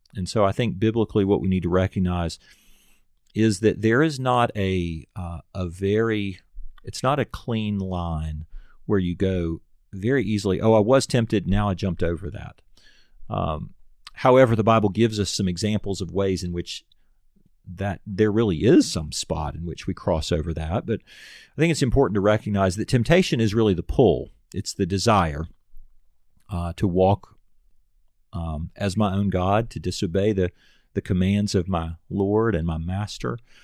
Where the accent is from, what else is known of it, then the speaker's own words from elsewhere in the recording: United States; as an American